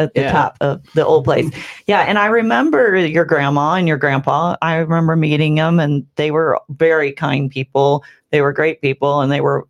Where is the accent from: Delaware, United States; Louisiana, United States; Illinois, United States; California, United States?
Illinois, United States; Bethalto; I'm really proud of being from Bethalto.